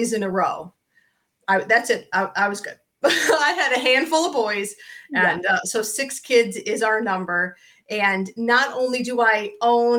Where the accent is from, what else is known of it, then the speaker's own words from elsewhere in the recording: Ohio, United States; we are both from Ohio.